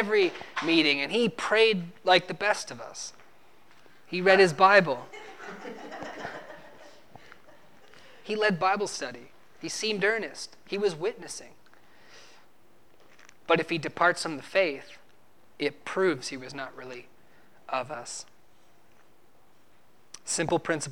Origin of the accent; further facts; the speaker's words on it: New Brunswick, Canada; moved away; I'm from New Brunswick, Canada, and when I was living back in New Brunswick, Canada